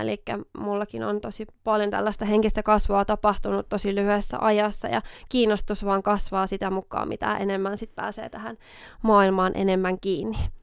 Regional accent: Oulu, North Ostrobothnia, Finland; accent: Oulu dialect; me tunnetaan Lotan kanssa tuolta ihan lapsuudesta asti, eli ollaan siis Oulusta molemmat kotoisin

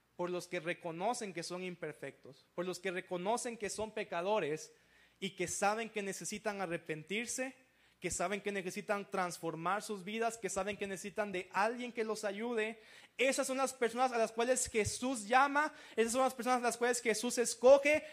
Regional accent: Veracruz, Mexico; Yo soy de Veracruz, soy costeño también, como camarón en las mañanas y todo eso

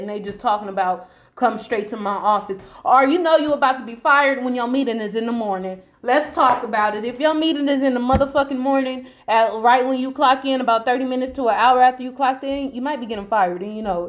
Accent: Long Beach, California, United States; I'm from Long Beach

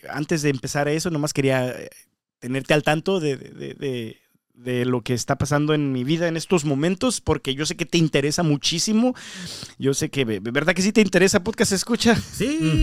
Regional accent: Mexico; now in United States; yo soy mexicano

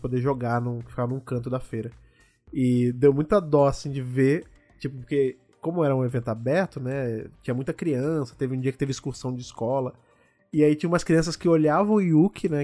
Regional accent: Brazil; a gente, enquanto brasileiro

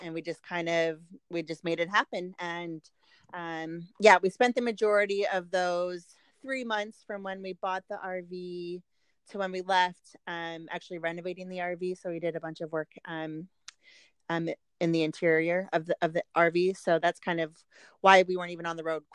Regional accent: Park City, Utah, United States; moved away; Park City, Utah, where I am from

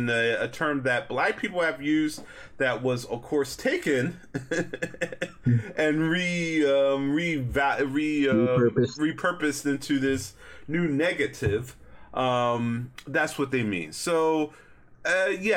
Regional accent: United States; As a black person growing up in America

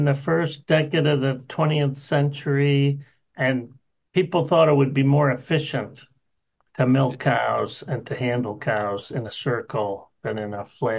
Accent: Chicago, Illinois, United States; accent: Chicago; now in Florida, United States; I was born in Chicago. I think I still have the Chicago accent.

